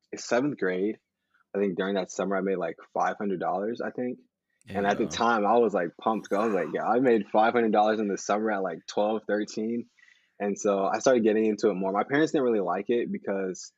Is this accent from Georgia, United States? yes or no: yes; Kennesaw, Georgia, United States; moved away as an adult; now in Simi Valley, United States; am from Atlanta, Georgia. Well, Kennesaw, to be exact. It's about 30 minutes north of Atlanta